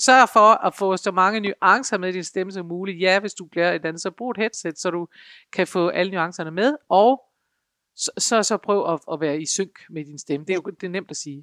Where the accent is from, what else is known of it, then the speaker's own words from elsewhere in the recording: North Jutland, North Denmark Region, Denmark; accent: North Jutlandic; jeg taler nordjysk